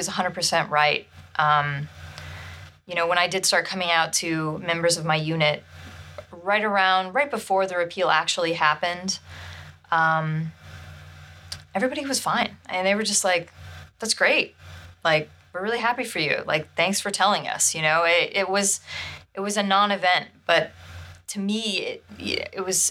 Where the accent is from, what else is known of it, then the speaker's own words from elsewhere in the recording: Indiana, United States; moved away as an adult; growing up in Indiana